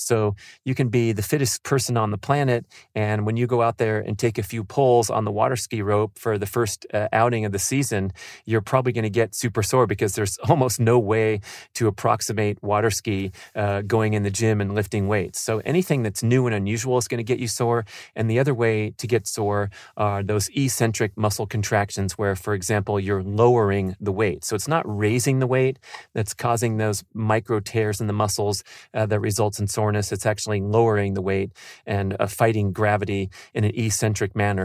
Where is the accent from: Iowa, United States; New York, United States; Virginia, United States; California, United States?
California, United States; San Fernando Valley; growing up in the San Fernando Valley